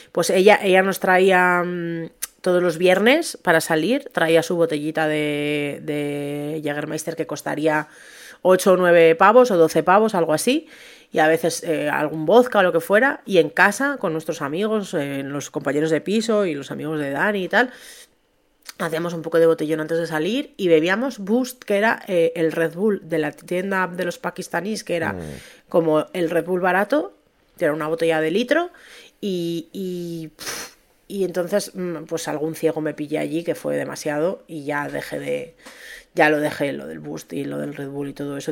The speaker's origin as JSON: {"language": "Spanish", "country": "Spain", "said": "tenemos esa cultura en España"}